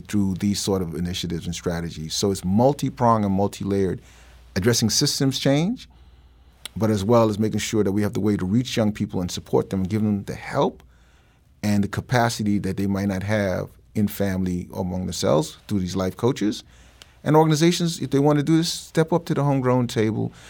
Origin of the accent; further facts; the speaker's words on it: New York City, New York, United States; moved away; I grew up in New York